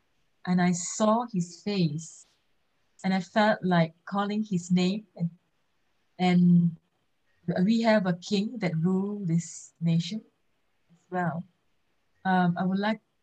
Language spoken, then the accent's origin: English; Malaysia; we are Malaysian